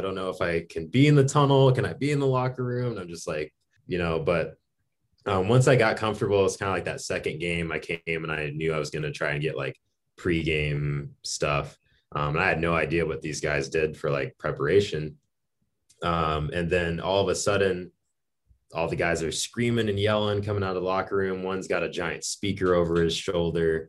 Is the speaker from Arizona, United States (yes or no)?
yes; Arizona, United States; moved away; also born or lived in Minot, North Dakota; I'm from Arizona originally, home of the good old Coyotes.